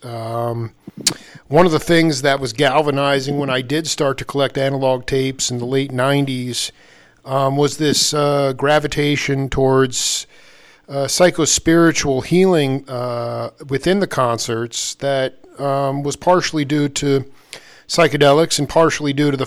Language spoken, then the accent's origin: English; Stony Brook, New York, United States; I grew up in Stony Brook